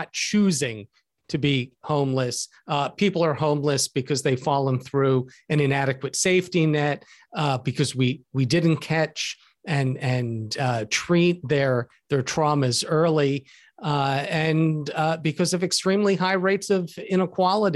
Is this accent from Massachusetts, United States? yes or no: no; Philadelphia, Pennsylvania, United States; I grew up in and around Philadelphia